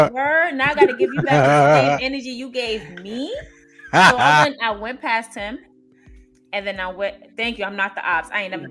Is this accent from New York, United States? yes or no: yes; New York City, New York, United States; I'm from Brooklyn.